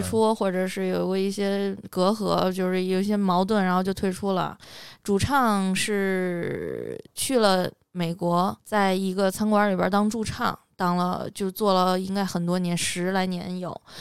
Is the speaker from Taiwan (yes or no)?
no; China; moved away as an adult; also born or lived in Nepal; 我们学校就我一个中国人